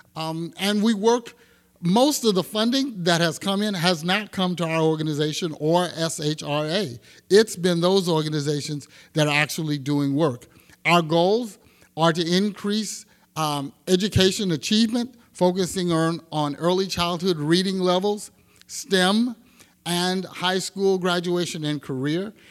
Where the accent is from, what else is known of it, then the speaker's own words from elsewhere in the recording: Texas, United States; now in Sacramento, United States; I'm from Texas, and my grandparents, uh, had a small farm